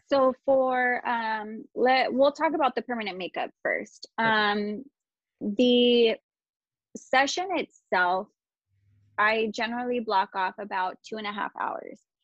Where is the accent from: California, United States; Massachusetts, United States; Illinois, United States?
California, United States; Chino; also born or lived in Ontario, California; I grew up here, so I'm from Chino, like surrounding area, maybe Ontario